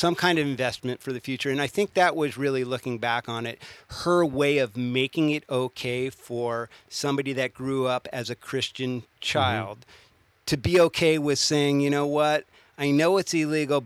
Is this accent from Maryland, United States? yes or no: no; Southern Humboldt, California, United States; growing up in Southern Humboldt